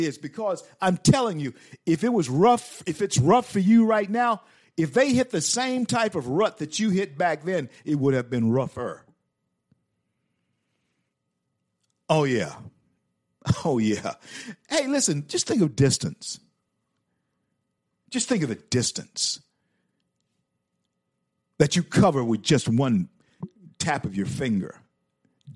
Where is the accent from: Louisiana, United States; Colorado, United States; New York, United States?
Louisiana, United States; Shreveport; I grew up on Milam Street, Shreveport, Louisiana